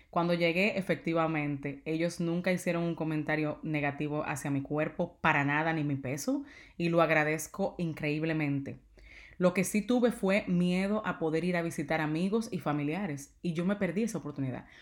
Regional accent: Dominican Republic; yo soy dominicana

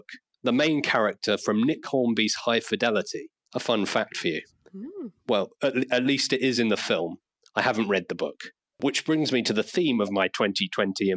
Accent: Isle of Wight, South East England, United Kingdom; now in Liverpool, United Kingdom; I'm from the south. I grew up on the Isle of Wight.

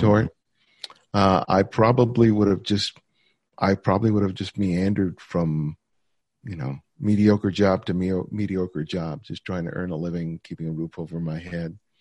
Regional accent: Los Angeles, California, United States; growing up in South L A. My parents were both immigrants from the Dominican Republic

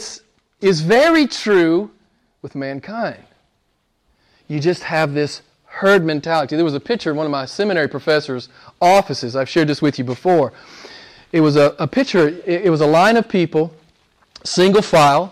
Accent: United States; I'm an American

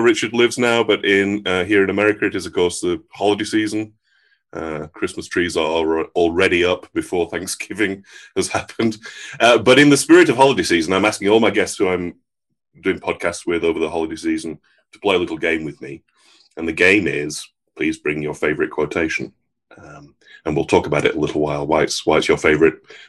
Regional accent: England, United Kingdom; moved away as an adult; now in United States; I'm from England

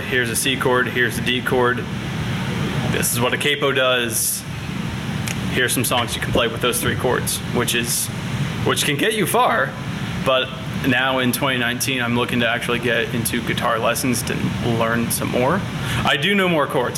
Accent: Indiana, United States; also born or lived in Fort Wayne, Indiana / Cannelton, Indiana / Richland, Indiana; my first memories were in Candleton, Indiana, right kind of along the Ohio River, in our house there when I was like maybe four or five. When I was five, we moved just 20 minutes away to Richland, Indiana

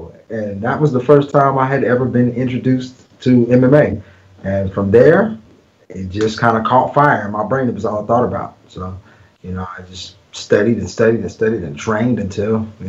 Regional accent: Lancaster, Texas, United States; I'm from Lancaster, Texas. It's a small town right outside of Dallas. It's a suburb area. I wouldn't say it's one of the best of areas, but it's a good area to have grown up in.

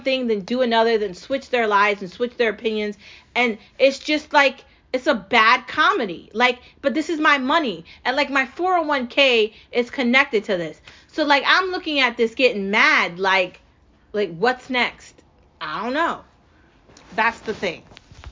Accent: United States; I'm an American

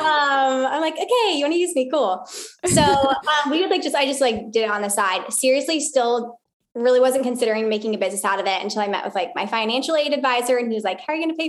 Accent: Arizona, United States; moved away as an adult; now in Pensacola, United States; before that, I'm from Arizona

